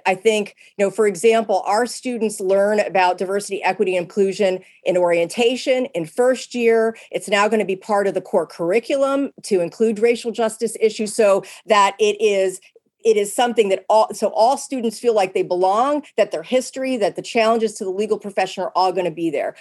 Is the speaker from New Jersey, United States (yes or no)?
no; Pennsylvania, United States; moved away; I grew up in Pennsylvania where there are lots of blue laws